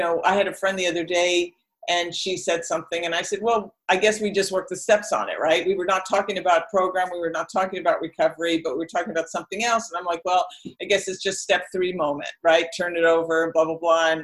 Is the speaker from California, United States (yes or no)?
yes; Oakland, California, United States; moved away as an adult; also born or lived in Las Vegas; I'm from the Bay Area. I lived 90% of my life. Until I was 50, I lived in Oakland